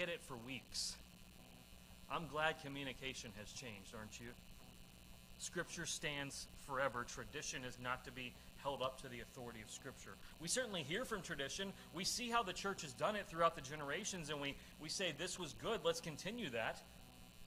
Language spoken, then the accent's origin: English; Madisonville, United States; moved away; the majority of churches in my hometown broadcast their sermons on Facebook Live